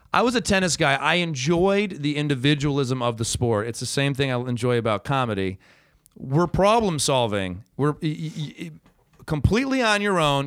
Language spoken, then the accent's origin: English; Ann Arbor, Michigan, United States; moved away; I was from Ann Arbor